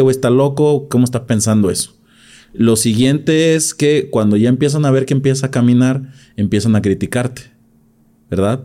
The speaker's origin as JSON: {"language": "Spanish", "town": "Gómez Farías", "region": "Jalisco", "country": "Mexico", "tie": "born or raised there", "said": "de las primeras generaciones de profesionistas en mi pueblo, en Gómez Farías"}